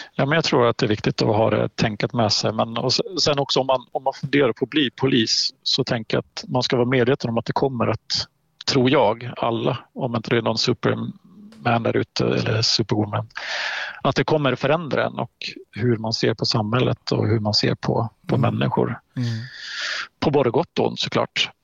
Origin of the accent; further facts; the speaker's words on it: Halland County, Sweden; moved away as an adult; now in Östersund, Sweden; jag är en hallänning i, i grund och botten, född och mm. uppvuxen på västkusten